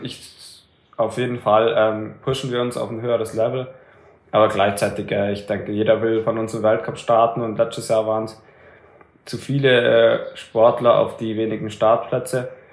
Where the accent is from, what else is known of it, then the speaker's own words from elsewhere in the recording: Germany; für uns Deutschen